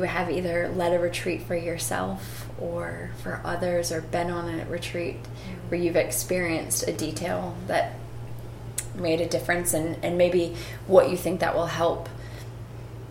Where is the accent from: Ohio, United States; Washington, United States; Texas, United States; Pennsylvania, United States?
Ohio, United States; moved away; I grew up in Ohio.